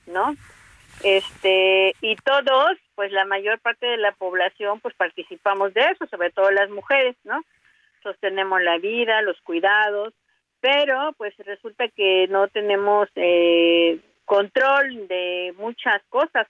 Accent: Veracruz, Mexico; also born or lived in Puebla; now in Cuetzalan, Mexico; Yo soy del estado de Veracruz y estudié en, en la ciudad de Puebla

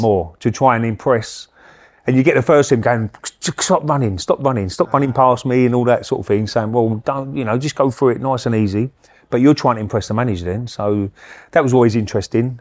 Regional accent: Romford, London, United Kingdom; I come from Romford

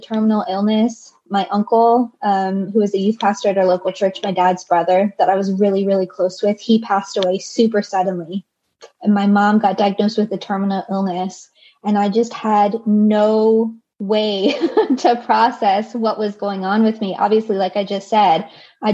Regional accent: the Bible Belt, United States; you still showed up for church on Sundays growing up in the Bible Belt

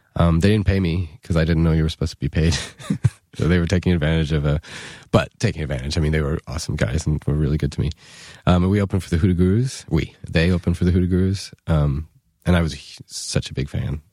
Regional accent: New York, United States; it was just about the cheapest private school in New York

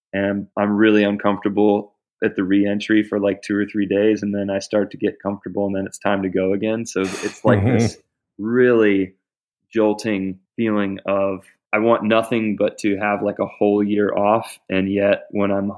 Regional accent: Springfield, Ohio, United States; we lived right across from my grandpa as a kid growing up on East High Street in Springfield, Ohio. And for the first 6 years of my life, that's where we were

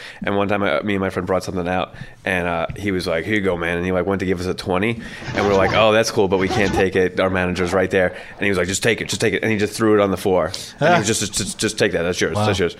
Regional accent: New York City, New York, United States; I'm from Staten Island

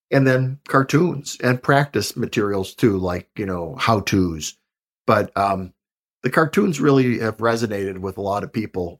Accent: Buffalo, New York, United States; I'm from Buffalo, New York

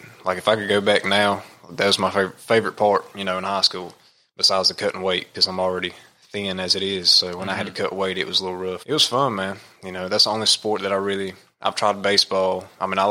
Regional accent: United States; I am from Rutherford County.

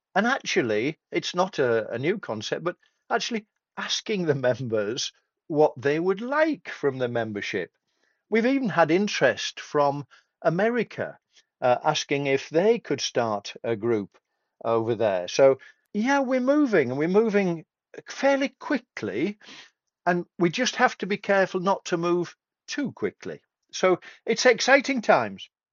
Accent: Tadcaster, Yorkshire and the Humber, United Kingdom; I come from Tadcaster between York and Leeds.

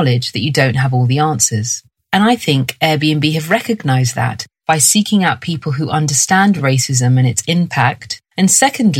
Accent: London, United Kingdom; I was raised in London and this is my accent

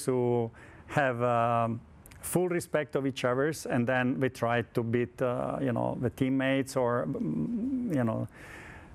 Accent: Turin, Piedmont, Italy; English is a second language; I'm from Torino

